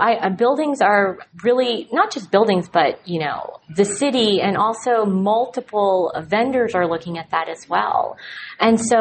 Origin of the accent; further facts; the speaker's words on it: Dallas, Texas, United States; I'm from Dallas and I love it